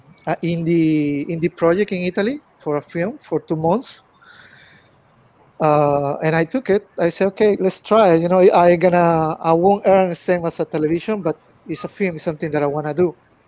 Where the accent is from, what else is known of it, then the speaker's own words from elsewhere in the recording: Peru; English is a second language; moved away as an adult; now in China; Well, I'm from Peru. I born in Peru.